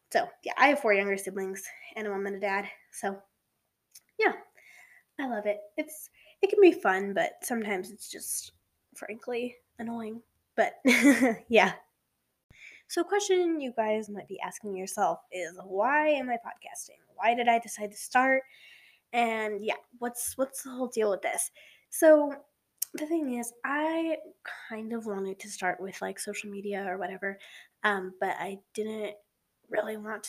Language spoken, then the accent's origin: English; Colorado, United States; So, yeah, I was born here in Colorado. We kind of moved all over. So I'm just an average teenage girl here in Colorado.